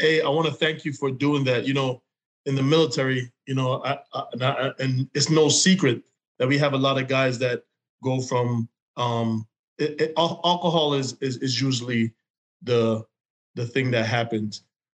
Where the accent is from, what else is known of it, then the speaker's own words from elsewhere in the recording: New York, United States; we're from New York.